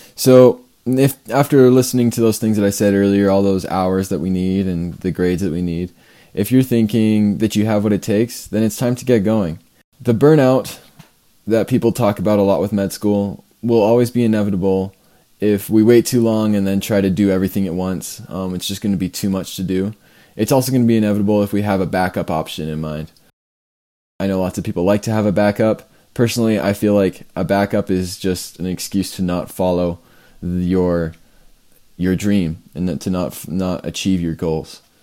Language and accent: English; Canada; I'm from Canada